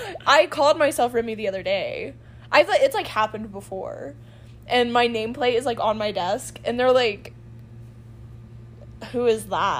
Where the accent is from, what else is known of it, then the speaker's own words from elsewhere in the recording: Texas, United States; accent: Texas; That's because I try to lose my Texas accent.